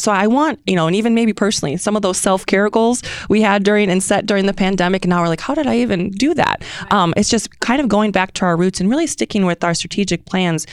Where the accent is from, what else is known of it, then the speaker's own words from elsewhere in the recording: Detroit, Michigan, United States; moved away as an adult; also born or lived in Hawaii; now in Kansas City, United States; originally I'm from Detroit